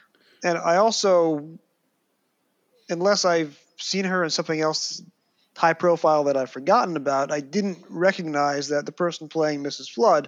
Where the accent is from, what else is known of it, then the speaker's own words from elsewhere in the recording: United States; as an American fan who watches very little UK television.